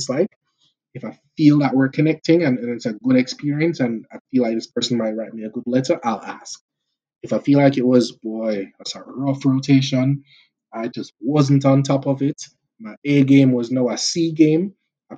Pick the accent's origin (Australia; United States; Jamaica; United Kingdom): Jamaica; moved away as an adult; now in Canada; the culture and personality we have as Jamaican people